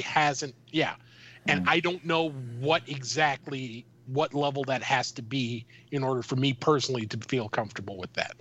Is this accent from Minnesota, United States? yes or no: yes; Minnesota, United States; I'm from Minnesota.